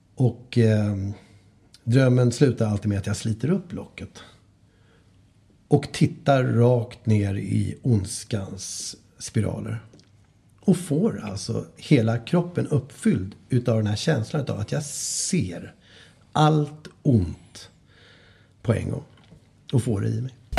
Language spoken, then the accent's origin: Swedish; Stockholm, Stockholm County, Sweden; Åsens torg ligger ute i Bromma och där, det område där jag växte upp.